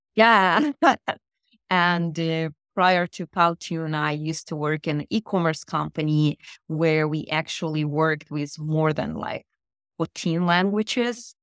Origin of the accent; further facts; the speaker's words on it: Saint Petersburg, Russia; first language Russian; English is a second language; moved away as an adult; also born or lived in Daytona Beach, United States / Boston, United States; now in Israel; I was born in the Soviet Union in Russia in yep. beautiful city Saint Petersburg